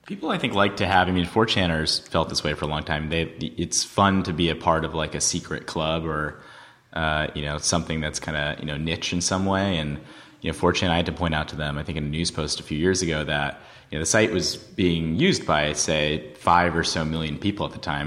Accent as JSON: {"language": "English", "region": "New York", "country": "United States", "tie": "born or raised there", "said": "growing up in New York"}